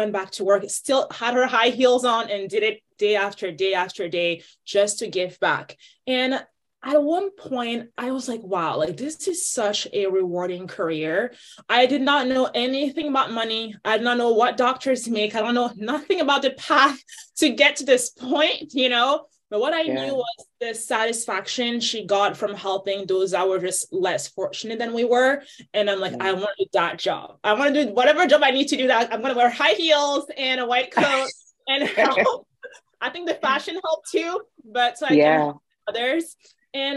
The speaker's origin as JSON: {"language": "English", "country": "Côte d’Ivoire", "tie": "born or raised there", "moved": "yes", "lives_now": "Arizona, United States", "said": "I grew up in Ivory Coast."}